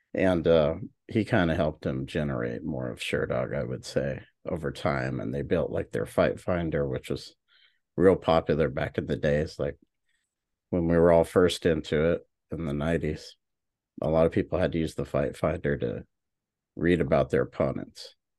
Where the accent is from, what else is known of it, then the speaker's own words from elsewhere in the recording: Oklahoma, United States; also born or lived in Hawaii; I'm from Oklahoma